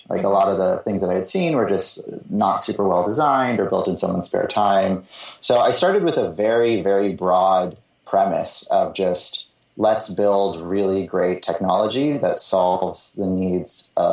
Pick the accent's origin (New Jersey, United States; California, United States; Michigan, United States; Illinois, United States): California, United States; the Bay Area; also born or lived in Los Angeles; now in San Francisco, United States; I grew up in the Bay Area